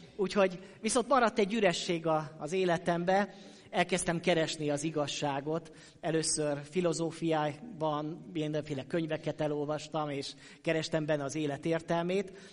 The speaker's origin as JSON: {"language": "Hungarian", "town": "Sopron", "region": "Győr-Moson-Sopron", "country": "Hungary", "tie": "born or raised there", "also_born_or_lived": "Szokolya", "moved": "yes", "said": "én soproni származású vagyok, és ott nőttem föl"}